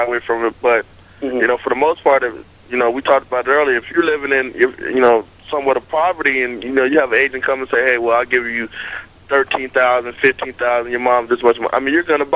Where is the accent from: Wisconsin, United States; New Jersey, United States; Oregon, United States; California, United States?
California, United States; now in Texas, United States; I grew up in California